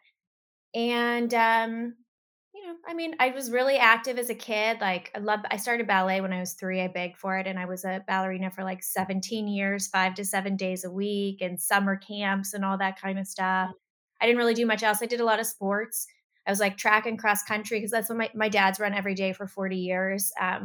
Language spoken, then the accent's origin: English; Pittsburgh, Pennsylvania, United States; I grew up in Pittsburgh, Pennsylvania